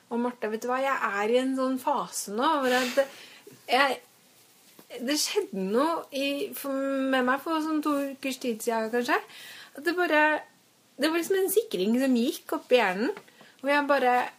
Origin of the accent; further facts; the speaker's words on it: Strømmen, Akershus, Norway; now in Oslo, Norway; jeg kommer fra Strømmen, da. Ikke så langt utenfor Oslo.